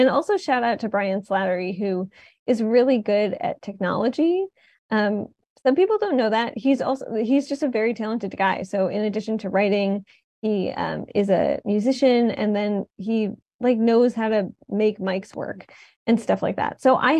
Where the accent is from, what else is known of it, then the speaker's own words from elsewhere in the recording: Detroit, Michigan, United States; now in New Haven, United States; as someone who didn't grow up in New Haven, I grew up in Detroit